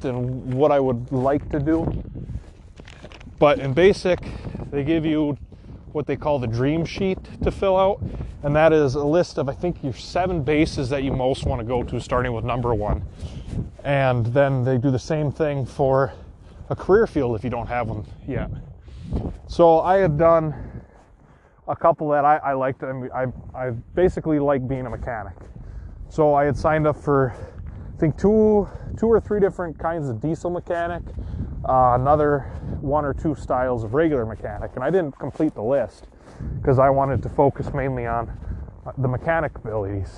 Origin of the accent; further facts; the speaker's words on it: Wisconsin, United States; I'm from Wisconsin